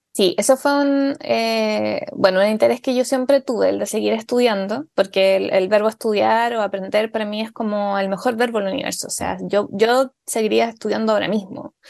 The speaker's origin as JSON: {"language": "Spanish", "town": "Tomé", "region": "Biobío", "country": "Chile", "tie": "born or raised there", "said": "yo soy de Tomé, que eso es muy importante para mí, siempre eh, lo digo, eh, porque para mí es fundamental saber y que, que se sepa que, que, he sido criada en provincia"}